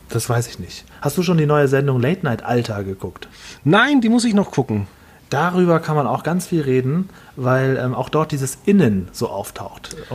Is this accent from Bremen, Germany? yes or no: no; Düsseldorf, North Rhine-Westphalia, Germany; Ich komme ja hier aus Düsseldorf und hier in Düsseldorf gibt es ja viele asiatische äh, Supermärkte und so weiter.